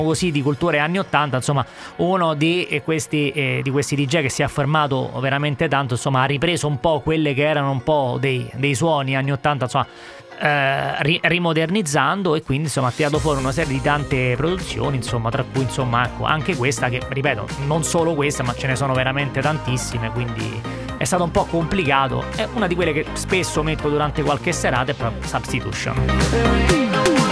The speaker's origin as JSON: {"language": "Italian", "town": "Rome", "region": "Lazio", "country": "Italy", "said": "sono di Roma"}